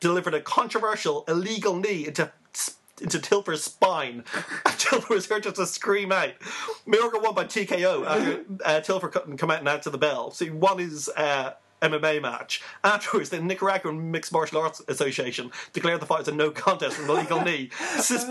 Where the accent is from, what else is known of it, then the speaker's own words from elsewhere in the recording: Ireland; accent: Irish; my Irish accent